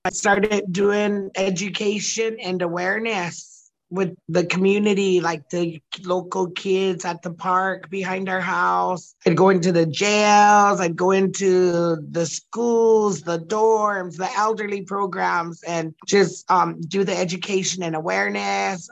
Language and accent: English; Oglala Territory, South Dakota, United States; I'm from Oglala Territory.